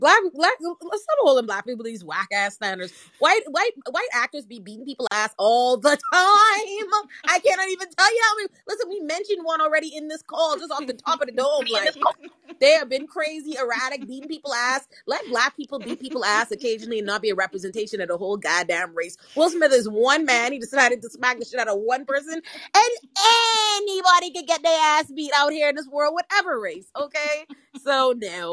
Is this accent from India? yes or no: no; Bahamas; I'm from the Bahamas